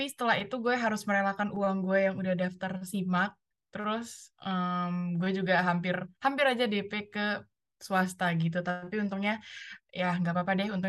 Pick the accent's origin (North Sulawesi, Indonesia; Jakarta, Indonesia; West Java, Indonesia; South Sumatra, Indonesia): South Sumatra, Indonesia; Palembang; moved away as an adult; gue kan asal dari Palembang jadi FYI gue dari Palembang gue ngerantau